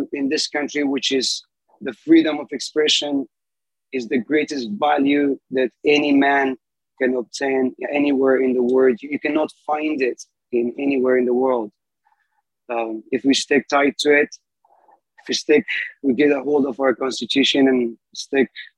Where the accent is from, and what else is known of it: Afghanistan; moved away as an adult; now in United States